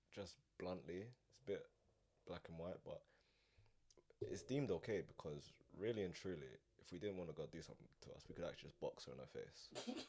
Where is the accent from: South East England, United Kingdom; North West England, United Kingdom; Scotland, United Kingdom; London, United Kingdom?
London, United Kingdom; I've grown up in South my whole life.